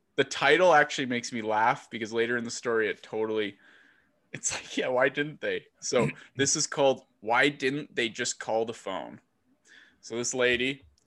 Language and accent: English; Texas, United States; I am from Texas and I am Irish